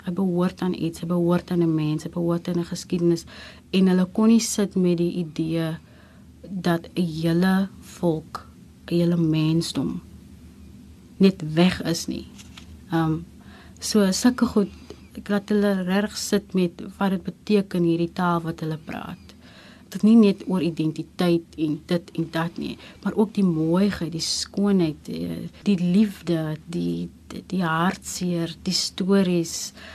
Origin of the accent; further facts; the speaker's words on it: Gansbaai, Western Cape, South Africa; moved away as an adult; also born or lived in Genadendal; Afkomstig van Gansbaai, gebore in Getoe, hoërskool gegaan in Genadendal, um ehm, 2007 Kaapstad toe gekom om te kom studeer